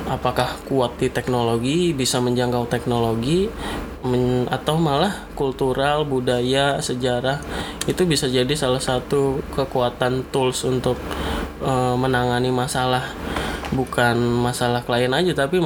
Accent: Yogyakarta, Special Region of Yogyakarta, Indonesia; karena gue dari Jogja

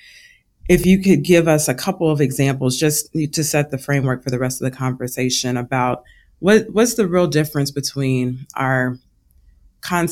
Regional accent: Louisville, Kentucky, United States; I'm from Louisville, Kentucky

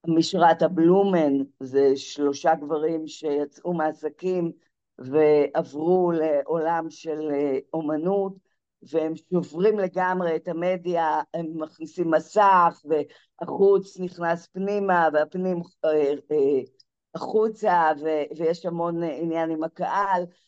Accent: Zikhron Ya'akov, Haifa District, Israel; זיכרון יעקב, זה הבית, ש... זה המקום שצמחתי בו

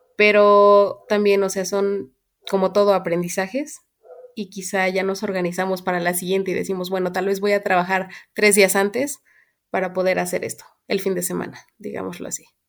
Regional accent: Querétaro, Mexico; moved away as an adult; also born or lived in Mexico City; soy de Querétaro y estudié, estuve estudiando en la Ciudad de México

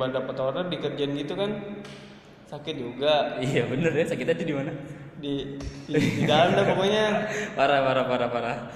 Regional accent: Bintaro, Banten, Indonesia; gue dari Bintaro

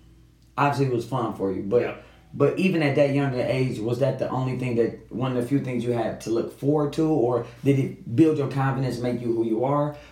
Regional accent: Detroit, Michigan, United States; you and I grew up 7 Mile in Evergreen

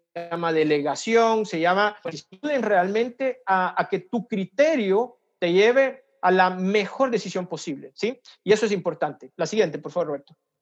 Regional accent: El Salvador; moved away as an adult; now in Brazil; yo soy salvadoreño, eh, trabajo aquí en Brasil, estoy expatriado

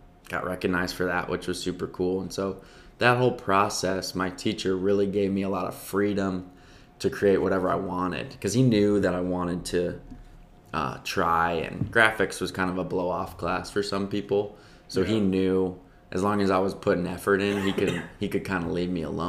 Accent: Libertyville, Illinois, United States; moved away; I grew up in Chicago. So 45 minutes north of Chicago, actually like 15 minutes from the Wisconsin border.

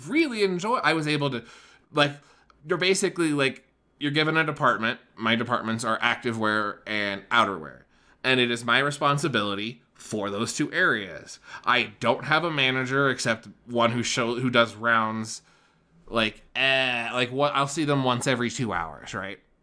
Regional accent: Wyoming, United States; moved away as an adult; now in Denver, United States; I was raised in Wyoming

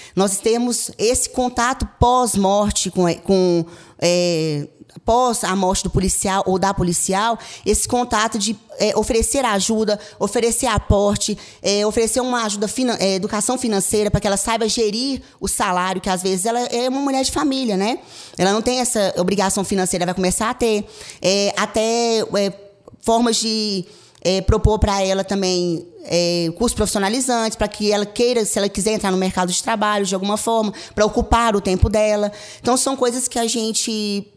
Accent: Caldas Novas, Goiás, Brazil; eu sou de Caldas Novas.

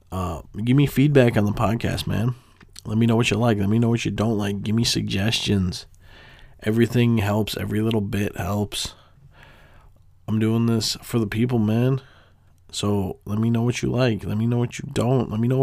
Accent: Detroit, Michigan, United States; Obviously, I am from Detroit, so I don't know much.

